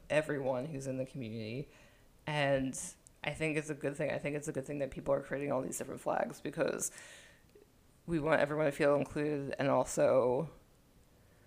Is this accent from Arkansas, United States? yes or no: no; Philadelphia, Pennsylvania, United States; I came from Philadelphia